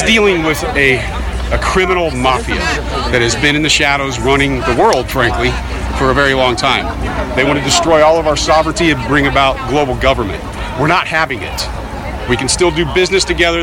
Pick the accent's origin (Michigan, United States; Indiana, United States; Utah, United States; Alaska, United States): Indiana, United States; I'm from Indiana